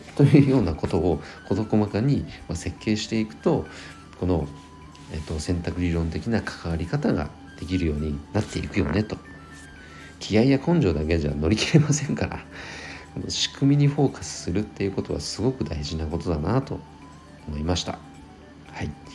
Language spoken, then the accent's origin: Japanese; Nagano, Japan; 地元長野県